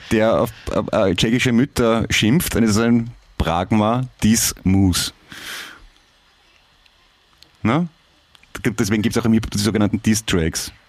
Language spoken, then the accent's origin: German; Vienna, Austria; Äh, Alter, ich bin ein Wiener, das klingt gleich für uns.